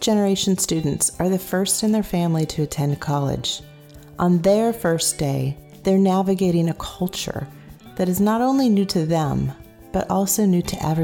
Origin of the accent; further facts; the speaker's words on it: San Jose, California, United States; I was raised in San Jose, California, in a middle-class family